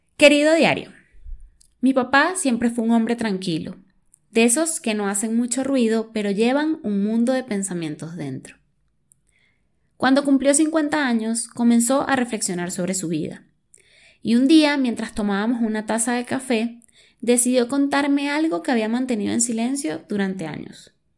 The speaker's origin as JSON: {"language": "Spanish", "country": "Venezuela", "moved": "as an adult", "said": "yo soy de Venezuela, situación socioeconómica heavy, lo que me llevó a mudarme."}